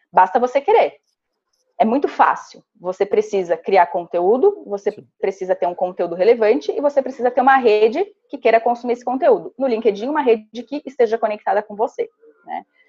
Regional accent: Santa Catarina, Brazil; first language Portuguese; moved away; sou natural de uma cidadezinha de 5 mil habitantes, do interior de Santa Catarina

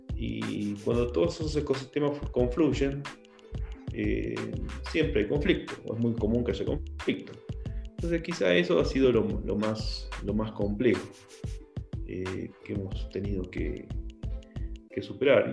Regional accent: Argentina; moved away as an adult; also born or lived in Colombia; now in Ecuador; salí, digamos, de Argentina a los 23 años. Viví 6 años en Colombia trabajando por una empresa constructora y después esa empresa constructora me pasó aquí a Ecuador.

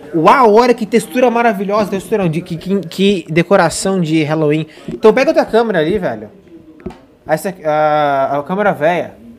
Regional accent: São José dos Campos, São Paulo, Brazil; eu sou de São José

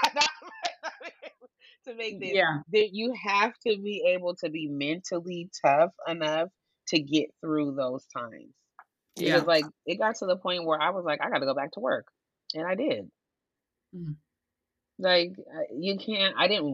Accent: Portland, United States; I'm not from New York. I was born in Portland, but both of my parents are from New York

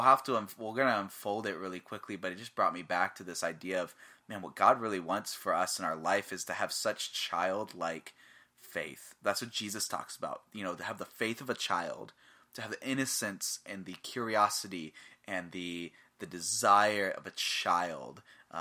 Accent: Florida, United States; born there; now in Iowa, United States; I'm half Puerto Rican, and I was born in Florida. I'm not bred for winter, and I definitely didn't move to Iowa for the weather.

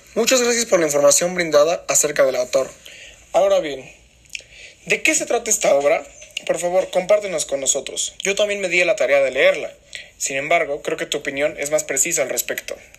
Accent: Mexico; nosotros como mexicanos

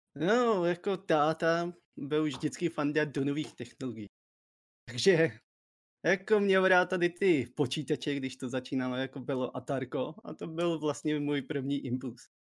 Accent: Czechia; jsem prostě Čech

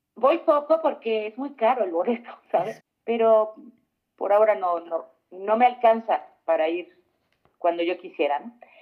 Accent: Chile; now in Mexico; sí soy, pero no vivo acá

